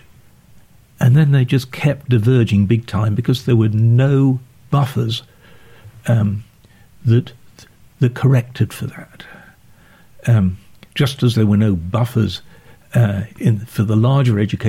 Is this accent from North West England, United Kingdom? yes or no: no; Sheffield, Yorkshire and the Humber, United Kingdom; moved away; also born or lived in Oxford; I grew up in Sheffield.